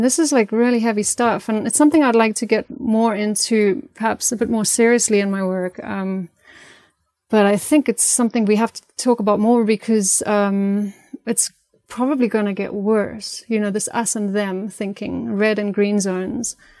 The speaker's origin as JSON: {"language": "English", "country": "South Africa", "tie": "born or raised there", "moved": "as an adult", "said": "growing up in South Africa had a massive impact, and living my, most of my life there, I still go back a lot"}